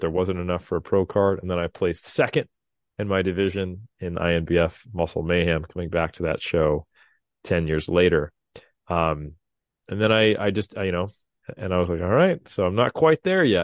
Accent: Sacramento, California, United States; my hometown of Sacramento, literally fifteen, twenty minutes from my house tops

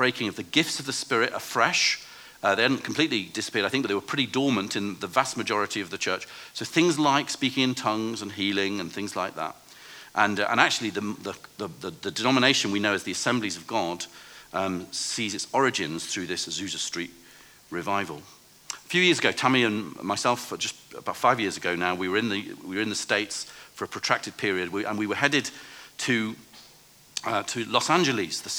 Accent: England, United Kingdom; I'm a pastor from England

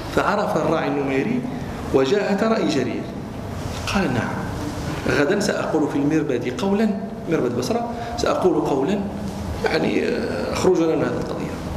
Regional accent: Morocco; عندنا في المغرب

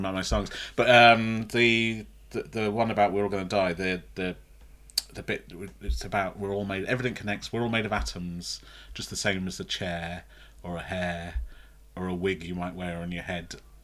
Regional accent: Fazeley, West Midlands, United Kingdom; also born or lived in Sutton Coldfield; I grew up near Tamworth in a place called Faisley.

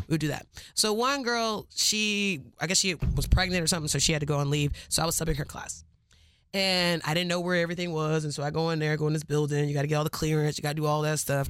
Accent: Cypress, Texas, United States; I am from Cyprus

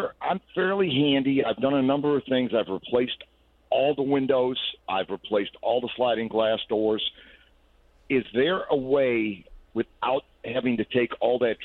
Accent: Midwest, United States; now in Garland, United States; I come from the Midwest

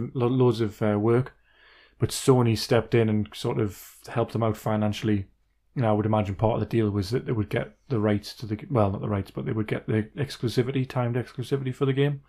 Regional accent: Wallsend, North East England, United Kingdom; it's in my hometown

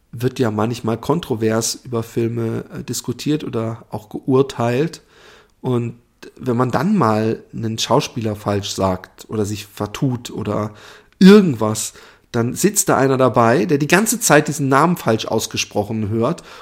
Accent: Stuttgart, Baden-Württemberg, Germany; ich bin selbst aus Stuttgart und hatte dort auch meinen Freund, den ich noch während meiner Schulzeit kennengelernt habe.

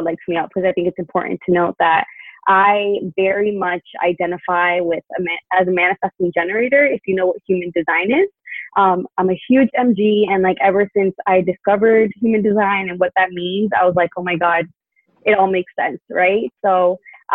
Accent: Miami, Florida, United States; moved away as an adult; also born or lived in Tallahassee, Florida; now in California, United States; I am originally from Miami, Florida, born and raised

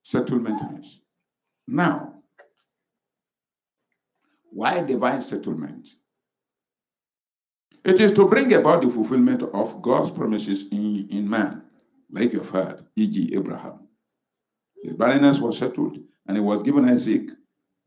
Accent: Ekiti, Nigeria; moved away; I said, yes.

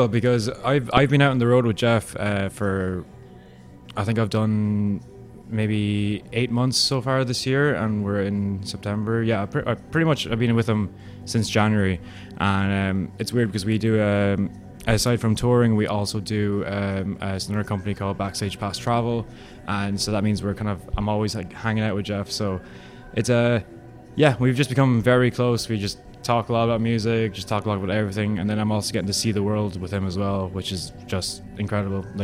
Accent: Ireland; now in United States; We uh, nickname ourselves the United Nations at this point because I mean I'm Irish

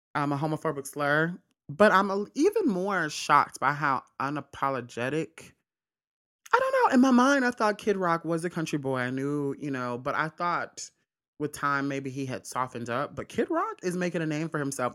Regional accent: Mississippi, United States; I'm from Mississippi

